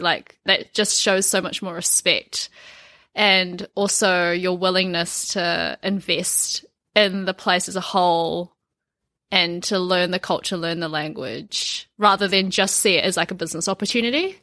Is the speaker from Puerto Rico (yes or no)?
no; New Zealand; also born or lived in Japan; I'm from New Zealand